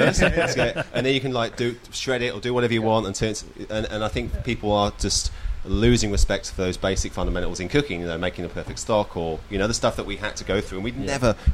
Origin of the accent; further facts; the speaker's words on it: Kent, South East England, United Kingdom; moved away as an adult; now in Byron Bay, Australia; I'm from Kent in the UK